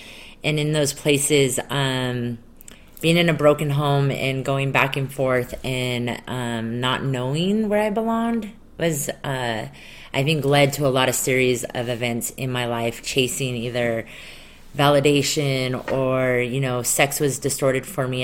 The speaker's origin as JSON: {"language": "English", "region": "Colorado", "country": "United States", "tie": "born or raised there", "said": "I grew up not in Utah, but I grew up in Colorado"}